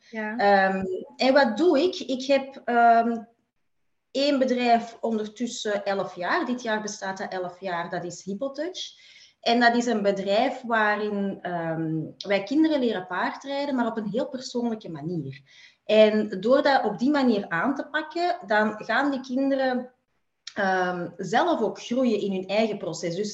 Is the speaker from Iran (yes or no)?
no; Belgium; Ik ehm, kom uit België.